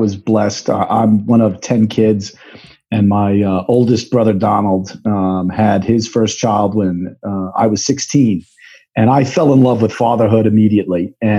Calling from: New York, United States; I am checking in from the beautiful Hudson Valley. It is, summer is in prime form. Everybody is out on a Friday afternoon here in New York, and the Hudson River is glistening.

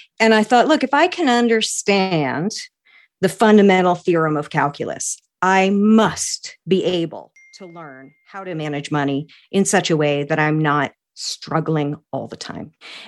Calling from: Maine, United States; I am in central Maine, in a little town of about 40,000 people, about an hour from Acadia National Park, surrounded by woods and mountains and ponds and rivers.

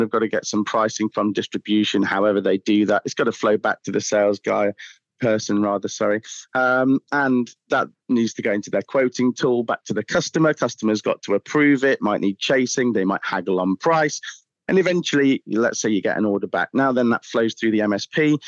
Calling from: Southampton, South East England, United Kingdom; We are Southampton.

